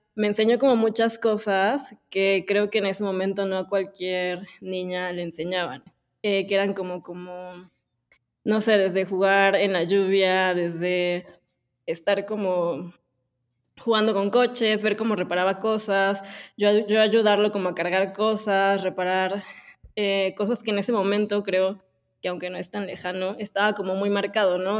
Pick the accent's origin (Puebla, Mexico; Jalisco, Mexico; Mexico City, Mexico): Puebla, Mexico; nací en Puebla.